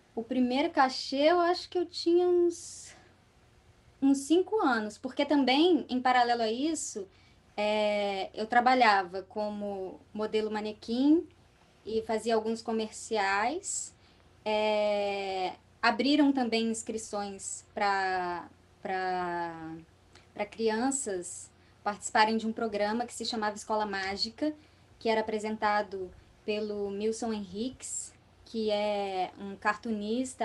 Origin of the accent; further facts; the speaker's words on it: Vitória, Espírito Santo, Brazil; also born or lived in Vila Velha; na cidade onde eu morava, que era Vitória, do Espírito, lá no Espírito Santo, eu nasci em Vila Velha, na verdade, mas de pequenininho eu já fui morar em Vitória.